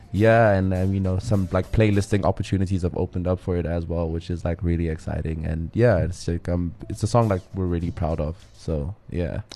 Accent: Johannesburg, Gauteng, South Africa; also born or lived in Windhoek; then we moved to Joburg when I was very, very young with my mother.

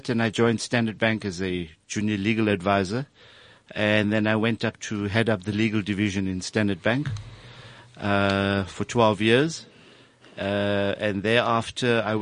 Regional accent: Middelburg, Mpumalanga, South Africa; moved away as an adult; also born or lived in Johannesburg; I'm originally from Mpumalanga in Middelburg

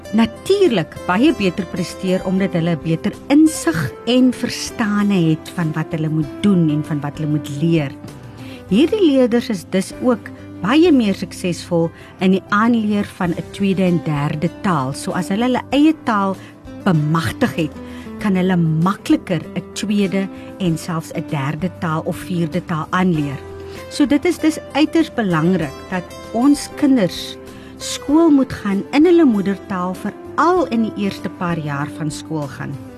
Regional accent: O'okiep, Northern Cape, South Africa; first language Afrikaans; moved away as an adult; Ek kom uit 'n klein plekkie ook uit Oukiep uit die Noord-Kaap uit en toe ek in die Grote Kaap kom en na matriek

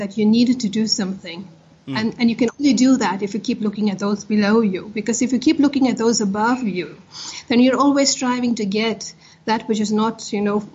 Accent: Potchefstroom, North West, South Africa; I grew up in Potchefstroom at the height of apartheid

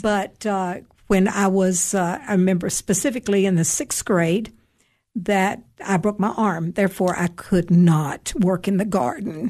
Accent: Cookeville, Tennessee, United States; moved away as an adult; also born or lived in North Carolina / Georgia / Greece; I was born and raised here in Cookville

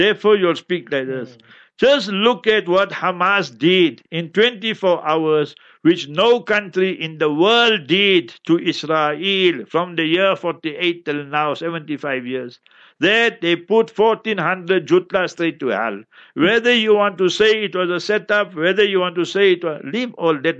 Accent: Heidelberg, Gauteng, South Africa; I was born in Heidelberg.

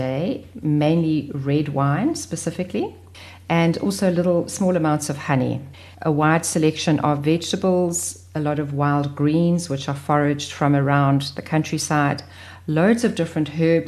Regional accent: KwaZulu-Natal, South Africa; growing up in Natal

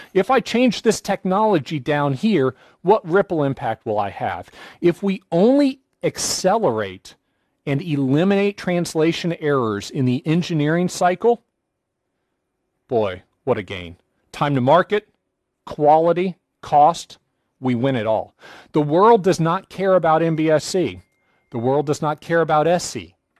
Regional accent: United States; I'm an American

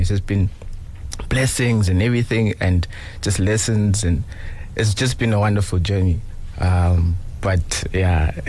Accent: Johannesburg, Gauteng, South Africa; I'm from Johannesburg.

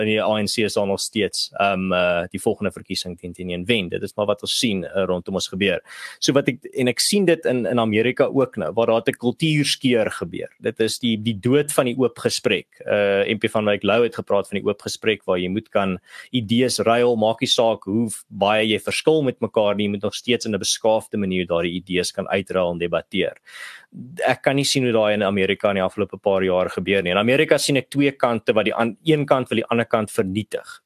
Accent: South Africa; as 'n Suid-Afrikaner

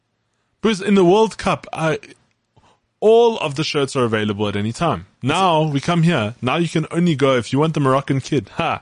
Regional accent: South Africa; We're South African.

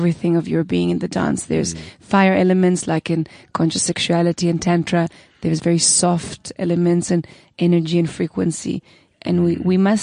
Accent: Israel; moved away; I grew up in Israel

